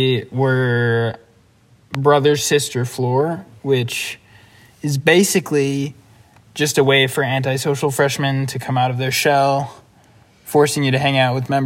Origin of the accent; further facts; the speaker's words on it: Michigan, United States; now in Chicago, United States; we both decided to upgrade our prospective hometowns to the bustling metropolis of Plymouth.